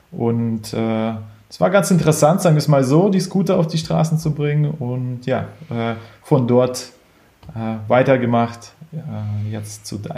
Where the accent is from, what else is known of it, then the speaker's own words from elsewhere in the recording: Ukraine; now in Berlin, Germany; ursprünglich aus der Ukraine, in, nach Deutschland gezogen, in, ich glaube, 98, hier ein bisschen aufgewachsen, hin und her geflogen äh, ziemlich wilde Zeit und äh, war dann aber am Ende in Berlin.